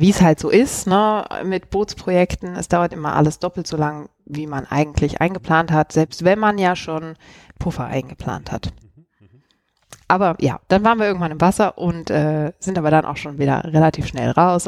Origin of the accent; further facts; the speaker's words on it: Cologne, North Rhine-Westphalia, Germany; moved away as an adult; also born or lived in Switzerland; now in Zurich, Switzerland; ich komme ursprünglich aus Köln und bin aber jetzt schon zehn Jahre in der Schweiz